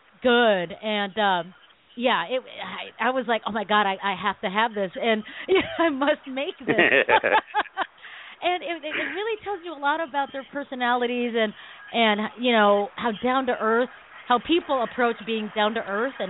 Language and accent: English; Philippines; I'm Filipino.